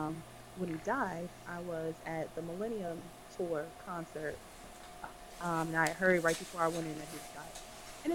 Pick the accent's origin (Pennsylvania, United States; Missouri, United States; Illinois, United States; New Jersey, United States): New Jersey, United States; I was in Jersey my whole life